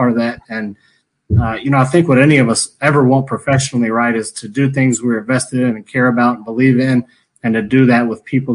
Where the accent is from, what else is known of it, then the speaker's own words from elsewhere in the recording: Greenville, North Carolina, United States; moved away as an adult; also born or lived in Monroe, Louisiana; now in Rock Hill, United States; I was born and raised in Greenville